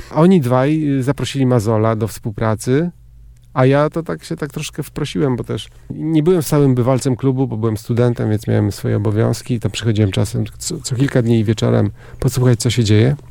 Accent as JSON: {"language": "Polish", "town": "Rozogi", "region": "Warmian-Masurian Voivodeship", "country": "Poland", "tie": "born or raised there", "also_born_or_lived": "Szczytno / Występ", "said": "Rozogi, a wcześniej Występ, bo urodziłem się w Szczytnie, ale z rodzicami mieszkaliśmy w Występie"}